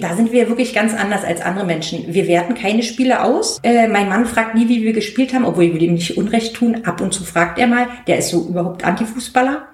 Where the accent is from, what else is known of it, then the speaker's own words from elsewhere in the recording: East Germany, Germany; als Ossi